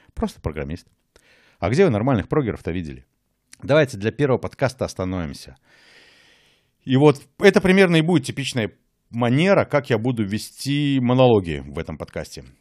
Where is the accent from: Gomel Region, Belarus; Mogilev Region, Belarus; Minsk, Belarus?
Mogilev Region, Belarus; Mogilev; moved away as an adult; now in Berlin, Germany; Я уехал из Республики Беларусь сразу после выборов самого первого президента Республики Беларусь и живу в Берлине уже дольше, чем жил в Могилеве.